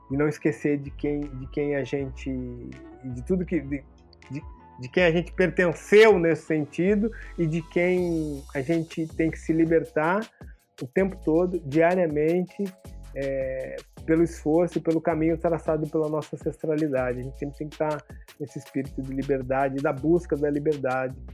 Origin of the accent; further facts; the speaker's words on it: São Paulo, Brazil; Eu, como bom paulistano, chamaria de Jefferson D.